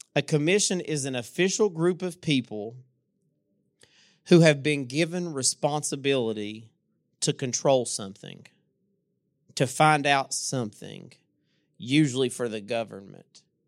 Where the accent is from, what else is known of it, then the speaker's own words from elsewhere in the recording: Inez, Kentucky, United States; also born or lived in Louisa; I'm from Louisa. I'm from, actually, I'm from Inez, even smaller than Louisa.